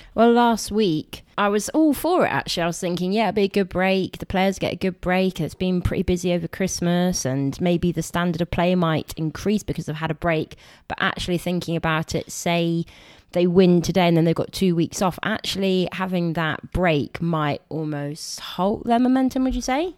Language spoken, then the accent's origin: English; Somerset, South West England, United Kingdom; We're from Somerset